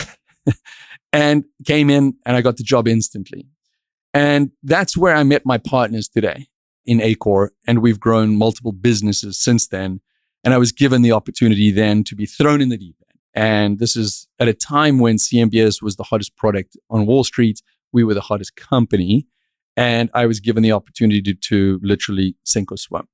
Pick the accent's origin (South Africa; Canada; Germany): South Africa; moved away as an adult; now in Miami, United States; I grew up in South Africa